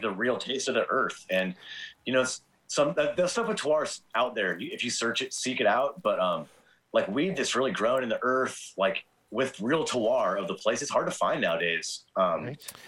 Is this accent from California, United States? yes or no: yes; Torrance, California, United States; now in Quincy, United States; I grew up in Southern California in Torrance